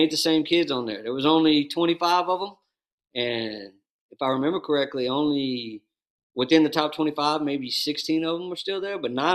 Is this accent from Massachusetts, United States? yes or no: no; Dallas, Texas, United States; I grew up in the Dallas basketball culture